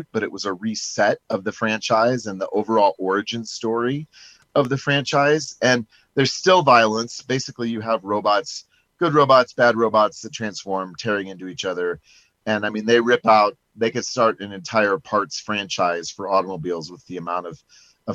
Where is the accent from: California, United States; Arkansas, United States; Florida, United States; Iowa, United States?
Iowa, United States; Perry; my hometown of Perry